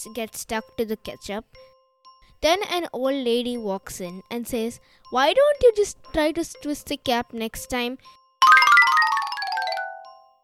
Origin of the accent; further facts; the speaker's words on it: India; I'm 11 years old and I'm also from India